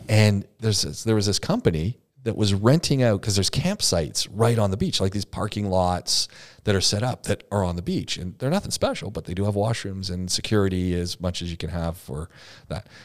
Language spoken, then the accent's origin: English; Southern Ontario, Canada; I come from Southern Ontario is where I grew up